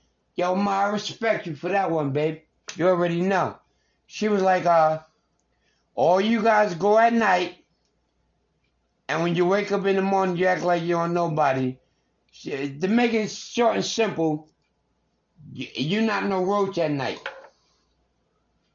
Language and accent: English; New York City, New York, United States; from a nigga from New York, I'm not from Atlanta.